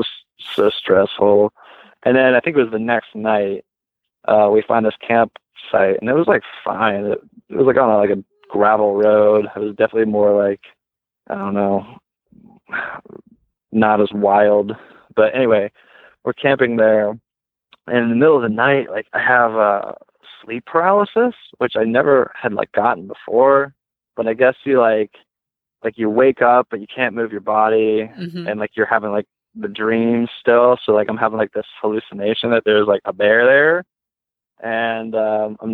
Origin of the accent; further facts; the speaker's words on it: Ohio, United States; I'm from Ohio, so everywhere you look, it's just trees or corn